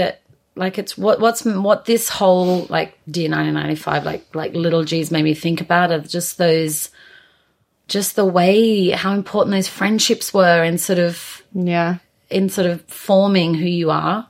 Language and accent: English; Australia; now in United Kingdom; being an Australian coming to the UK